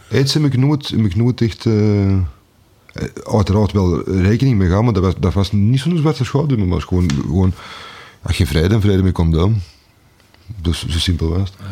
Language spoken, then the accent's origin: Dutch; Antwerp, Flanders, Belgium; also born or lived in Pulderbos; ik ben eh, geboren op het Keel. Ik ben uh, deels grootgebracht op het Keel.